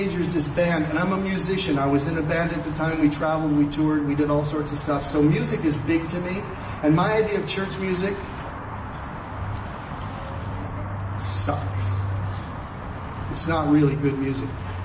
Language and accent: English; Canada; I'm a Canadian.